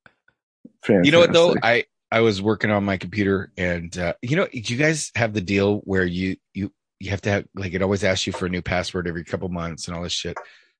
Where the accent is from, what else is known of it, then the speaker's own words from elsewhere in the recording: Los Angeles, California, United States; I grew up in Los Angeles.